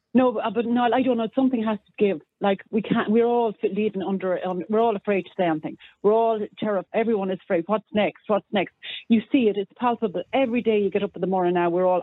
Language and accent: English; Ireland; I'm an Irish citizen